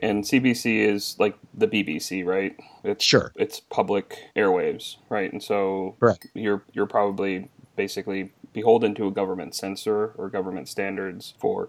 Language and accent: English; Midwest, United States; I grew up in the Midwest